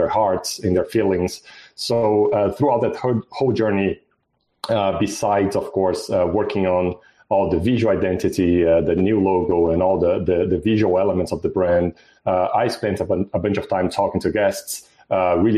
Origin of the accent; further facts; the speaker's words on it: Brazil; moved away as an adult; also born or lived in Mexico / Australia; now in United States; I'm originally from Brazil, but I had experiences in Brazil, Mexico, in Australia, and here in the U.S.